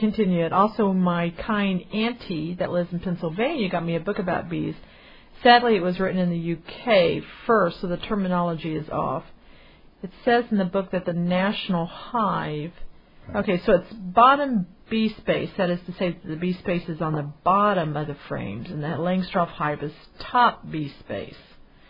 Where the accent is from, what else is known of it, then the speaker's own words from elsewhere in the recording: Canada; But me being Canadian, it's not that easy to do.